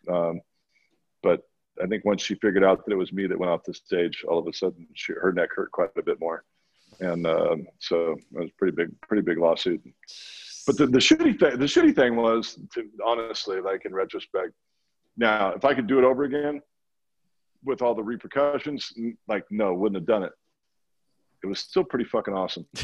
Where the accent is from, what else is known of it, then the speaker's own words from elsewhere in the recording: Pacific Northwest, United States; Um, so growing up in the Northwest, this was back in you know you had network television